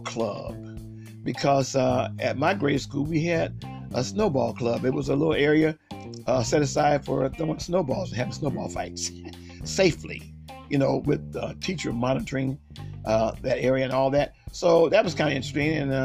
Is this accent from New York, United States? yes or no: no; Akron, Ohio, United States; I grew up, we both grew up in West Akron. So we're from the Akron area, Akron, Ohio